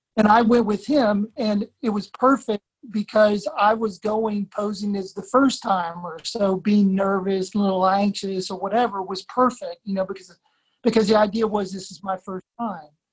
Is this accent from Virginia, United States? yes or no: yes; Blacksburg, Virginia, United States; I grew up in Blacksburg, Virginia